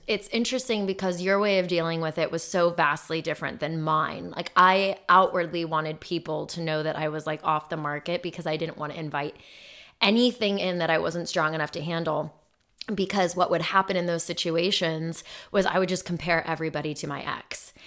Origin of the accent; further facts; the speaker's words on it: Phoenix, Arizona, United States; moved away; I grew up in Phoenix